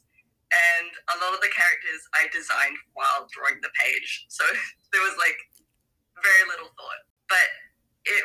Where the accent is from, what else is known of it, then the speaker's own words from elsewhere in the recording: New Zealand; I'm from New Zealand